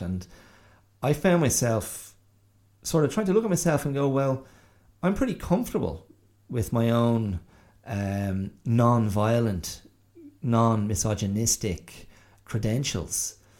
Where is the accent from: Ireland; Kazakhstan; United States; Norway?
Ireland; Rathdrum, Leinster; I grew up in County Wicklow and I grew up in you know, the area of Rathdrum and Avoca and Ballinaclash